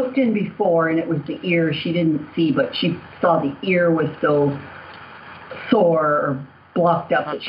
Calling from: Toronto, Ontario, Canada; I'm calling from Toronto, Canada.

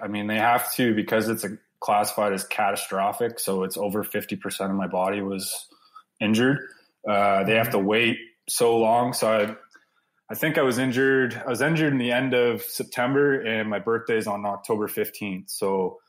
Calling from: Blenheim, Ontario, Canada; From Blenheim, Ontario. So pretty much we're about 20 minutes from the most southern point of Canada.

